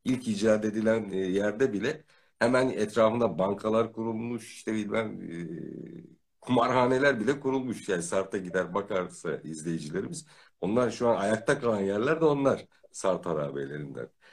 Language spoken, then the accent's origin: Turkish; Ödemiş, İzmir, Turkey; also born or lived in Manisa; ben de İzmirliyim. E, Manisa'da da uzun süre yaşadık. E, çocukluk ve gençlik yıllarında. E, ben Ödemiş doğumluyum. İzmir Ödemiş doğumluyum.